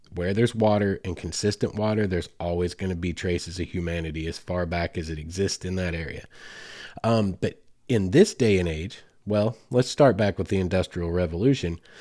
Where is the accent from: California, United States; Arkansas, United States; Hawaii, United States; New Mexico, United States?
Arkansas, United States; Mammoth Springs, Arkansas, right here in my home state.